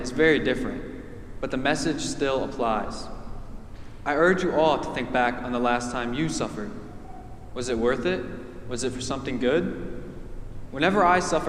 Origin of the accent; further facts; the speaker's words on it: Shaker Heights, Ohio, United States; I'm soon to graduate from Shaker Heights High School, and I am blessed to say that I was raised here in St. Paul's